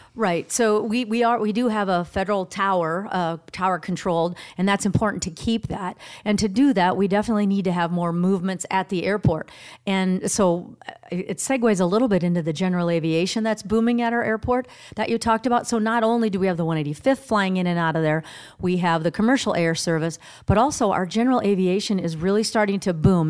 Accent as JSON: {"language": "English", "town": "Sioux City", "region": "Iowa", "country": "United States", "tie": "born or raised there", "also_born_or_lived": "Minneapolis, Minnesota / California / Phoenix, Arizona", "said": "I was born in Minneapolis, but grew up in Sioux City"}